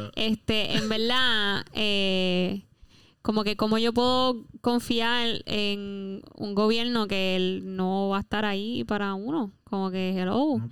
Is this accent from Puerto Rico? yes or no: yes; Puerto Rico; como somos puertorriqueños